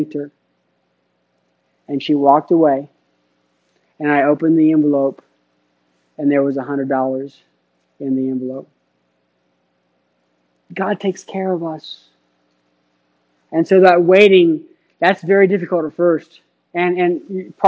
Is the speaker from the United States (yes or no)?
yes; Phoenix, Arizona, United States; moved away as an adult; also born or lived in Cincinnati, Ohio; I was in Phoenix. I grew up in Phoenix